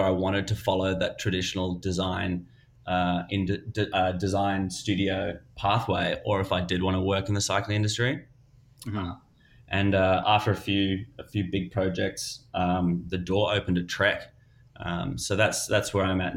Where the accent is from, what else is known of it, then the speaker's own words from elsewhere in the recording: South Africa; also born or lived in Melbourne, Australia / Queensland, Australia; now in United States; I'm Australian. I'm originally South African, but I guess I was born in South Africa, moved to Australia